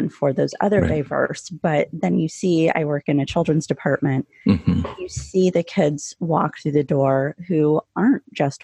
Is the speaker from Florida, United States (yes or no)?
no; Yuma, Arizona, United States; moved away as an adult; also born or lived in Chicago suburbs, Illinois; now in Elmhurst, United States; my hometown library in Yuma, Arizona, which is where Mexico, California, and Arizona all come to a point